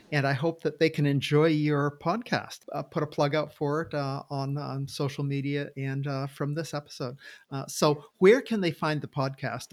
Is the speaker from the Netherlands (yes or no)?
no; Maine, United States; I'm from Maine